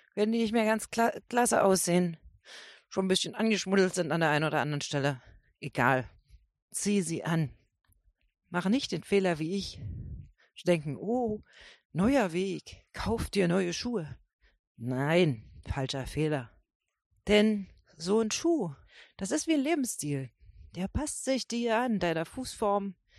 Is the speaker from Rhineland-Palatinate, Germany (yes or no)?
no; Brandenburg, Germany; ich bin aus Brandenburg